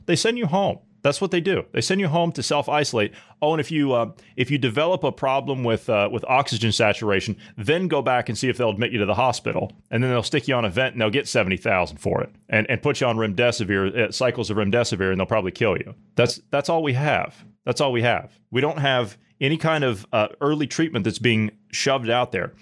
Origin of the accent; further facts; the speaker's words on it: United States; moved away; back in my hometown, back in the U S